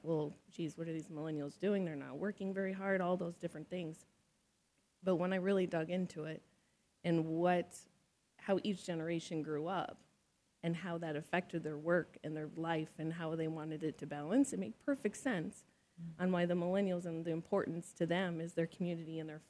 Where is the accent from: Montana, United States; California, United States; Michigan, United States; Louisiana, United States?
Montana, United States; I grew up in Montana